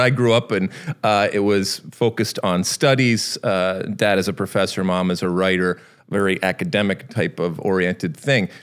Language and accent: English; Michigan, United States; moved away as an adult; I grew up in Michigan, but I did not grow up on a farm